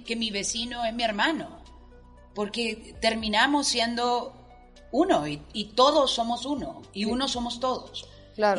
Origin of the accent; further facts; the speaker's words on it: Honduras; orgullosa de mi tierra orgullosa de mi gente